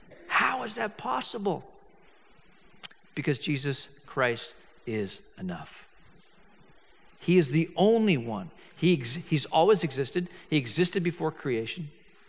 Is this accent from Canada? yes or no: no; Hong Kong; I grew up in Hong Kong, and I'm living in Hong Kong, and I'm a senior.